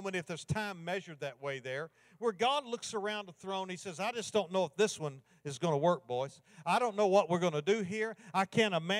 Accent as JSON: {"language": "English", "region": "Kentucky", "country": "United States", "tie": "born or raised there", "said": "I grew up in Kentucky"}